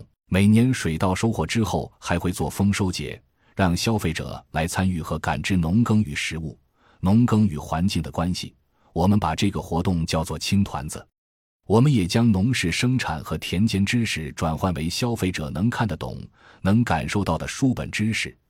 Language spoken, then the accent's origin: Chinese; Wuhu, Anhui, China; 因为我的老家在安徽芜湖，从昆山坐高铁三个小时就可以到家。